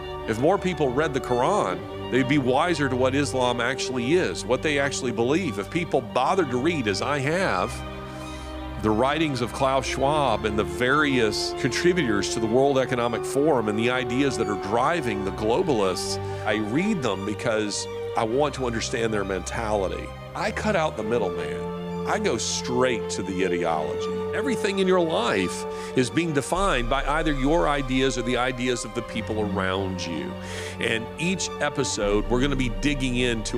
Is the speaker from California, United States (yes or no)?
no; Birmingham, Alabama, United States; my hometown of Birmingham, Alabama